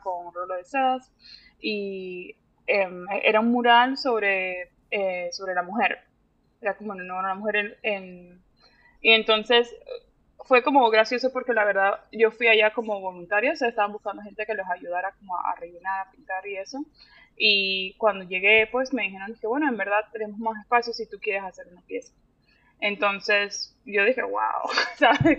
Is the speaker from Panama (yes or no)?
yes; Panama; moved away as an adult; also born or lived in Miami, United States / Puerto Rico; now in Dallas, United States; yo viví pues en Miami, en Puerto Rico y luego en Panamá, pero yo digo que soy de Panamá porque fue como el lugar donde más he pasado tiempo